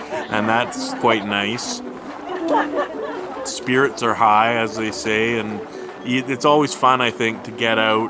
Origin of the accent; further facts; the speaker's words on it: Whitehorse, Yukon, Canada; I was born and raised in Whitehorse, Yukon. I grew up here, went away to school, as so many of us do, but then came back and made my home here